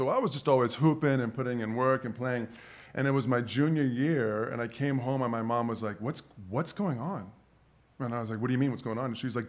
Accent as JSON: {"language": "English", "town": "Atlanta", "region": "Georgia", "country": "United States", "tie": "born or raised there", "moved": "yes", "lives_now": "Los Angeles, United States", "said": "I grew up in Atlanta, Georgia. Mm-hmm. So put my roots there."}